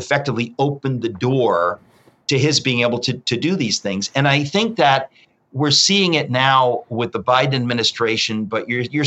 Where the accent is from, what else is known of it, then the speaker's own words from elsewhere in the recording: United States; as a Christian and as an American